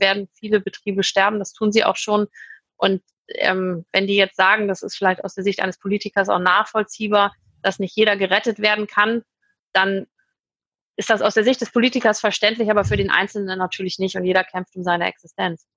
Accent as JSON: {"language": "German", "region": "Hamburg", "country": "Germany", "moved": "as an adult", "lives_now": "Düsseldorf, Germany", "said": "Ich komme aus Hamburg ursprünglich"}